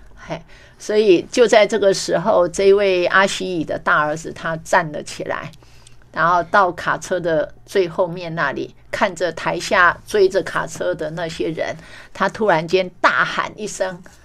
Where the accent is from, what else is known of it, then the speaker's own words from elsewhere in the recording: Meishan, Chiayi County, Taiwan; 我的故乡梅山